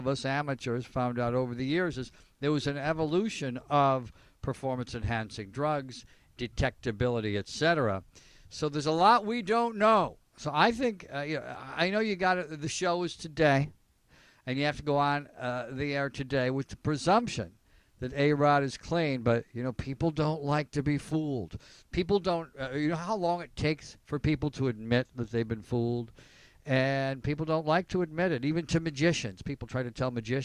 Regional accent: Elmira, New York, United States; I grew up in Elmira, New York

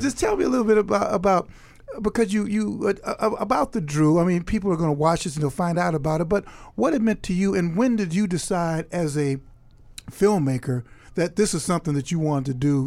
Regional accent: Chicago, Illinois, United States; now in Harlem, New York, United States; I grew up in Chicago, live in Harlem

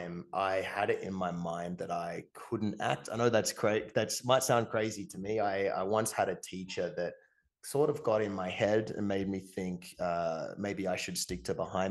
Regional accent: Tasmania, Australia; growing up in Tasmania

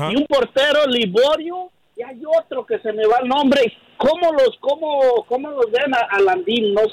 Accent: Mexico; en nuestro país, en México

